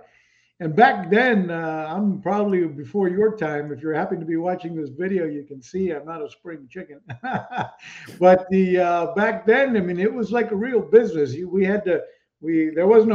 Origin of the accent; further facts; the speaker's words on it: Puerto Rico; moved away; also born or lived in Texas, United States / St. Thomas, U.S. Virgin Islands; I was born in Texas, Mexican descendant, so I'm Latino, I'm a Mexican-American. But then I grew up in Puerto Rico